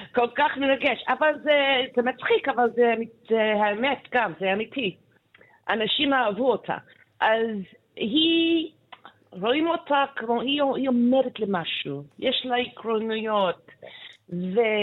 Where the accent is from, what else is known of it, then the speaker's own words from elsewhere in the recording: Canada; Hebrew is a second language; moved away; כשגדלתי שם, you know, בשנות ה-60 ו-70